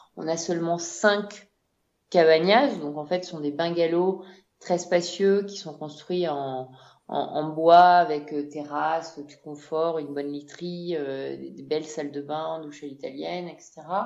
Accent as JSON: {"language": "French", "country": "France", "also_born_or_lived": "Amazon, Ecuador", "moved": "as an adult", "lives_now": "Quito, Ecuador", "said": "on est française"}